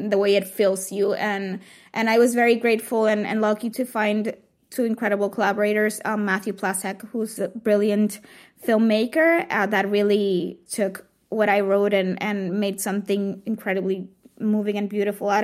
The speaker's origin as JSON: {"language": "English", "country": "Puerto Rico", "tie": "born or raised there", "said": "when I was growing up in Puerto Rico"}